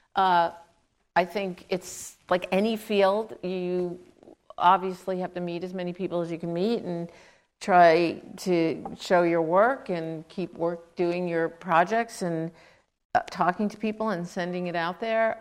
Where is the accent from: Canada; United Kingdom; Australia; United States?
United States; New York City, New York; I grew up in Queens, New York